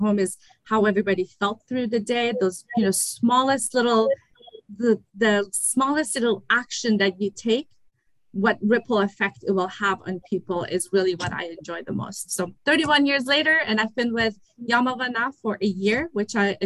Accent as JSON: {"language": "English", "country": "Germany", "tie": "born or raised there", "also_born_or_lived": "Iran", "accent": "German accent and Persian accent", "second_language": "English", "moved": "yes", "lives_now": "United States", "said": "I was born in Iran and I was raised in Germany. So I speak Farsi"}